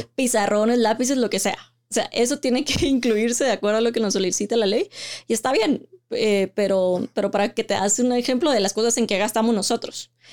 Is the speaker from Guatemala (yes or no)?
yes; Guatemala; also born or lived in London; esa es nuestra identidad como guatemaltecos.